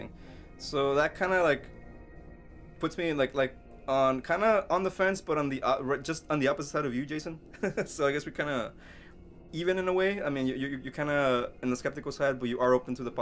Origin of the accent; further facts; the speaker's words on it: Mexico; moved away; I grew up in Mexico